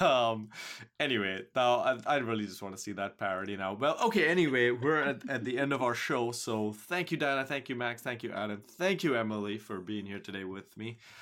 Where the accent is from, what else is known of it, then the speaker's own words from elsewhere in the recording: Mumbai, Maharashtra, India; moved away; despite it being my hometown, I have gone there and lived, stayed